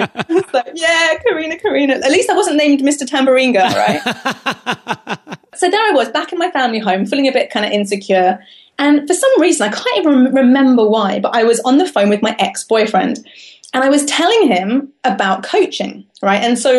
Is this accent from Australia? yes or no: no; London, United Kingdom; now in Cambridge, United Kingdom; I've created this life for myself in Cambridge, right? But I come from London.